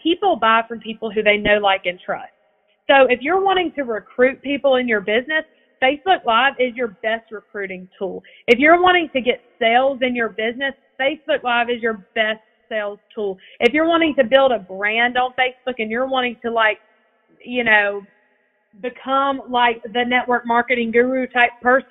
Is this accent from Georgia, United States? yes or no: yes; Evans, Georgia, United States; I'm from Evans, Georgia